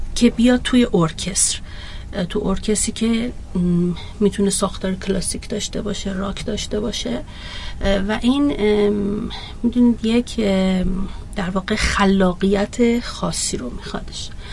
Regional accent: Iran; من یک ایرانی هستم ایرانی

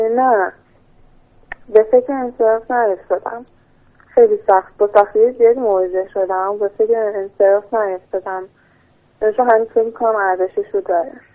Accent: Tehran, Tehran Province, Iran

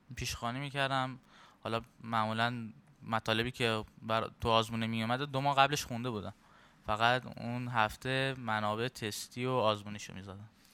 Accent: Ahvaz, Khuzestan, Iran

